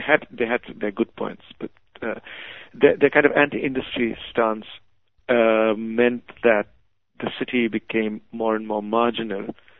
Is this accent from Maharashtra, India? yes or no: yes; Mumbai, Maharashtra, India; moved away as an adult; also born or lived in Calcutta, India / England; now in Kolkata, India; I was born in Calcutta, so I had this sort of feeling for it as a city. Also, my extended family, some of them lived there. I grew up in Bombay, which was a slightly different kind of city. When I was growing up in Bombay in the 60s and 70s